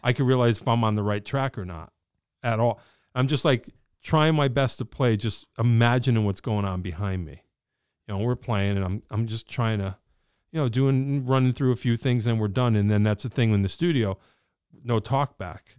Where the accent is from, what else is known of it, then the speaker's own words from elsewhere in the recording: Wallingford, Connecticut, United States; I'm a dude from Wallingford